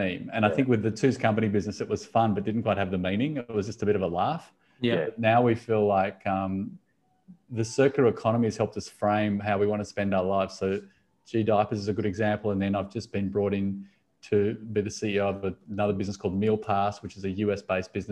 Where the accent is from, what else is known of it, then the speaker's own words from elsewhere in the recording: Sydney, New South Wales, Australia; I'm from Sydney